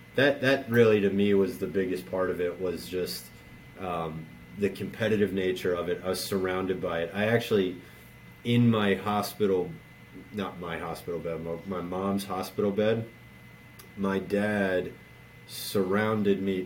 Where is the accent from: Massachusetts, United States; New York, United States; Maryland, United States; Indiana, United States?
Maryland, United States; Baltimore; I, I grew up in Baltimore, and so given my age the only sport here growing up was Orioles baseball